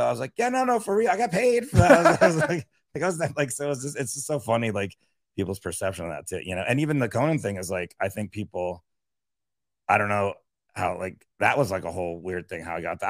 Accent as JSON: {"language": "English", "town": "Miami", "region": "Florida", "country": "United States", "also_born_or_lived": "upstate New York", "said": "I'm from Miami"}